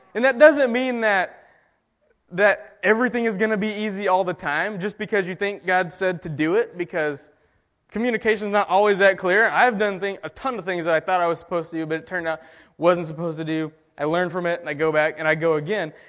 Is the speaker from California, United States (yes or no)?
no; Texas, United States; I'm from Texas